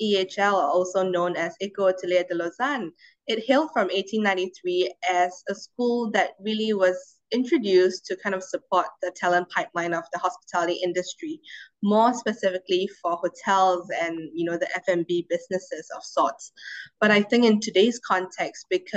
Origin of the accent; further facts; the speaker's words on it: Singapore; having lived most of my life in Singapore, we are a very politically and economically stable country